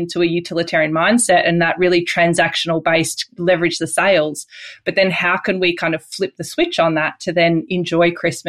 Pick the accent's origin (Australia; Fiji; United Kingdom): Australia; as an Australian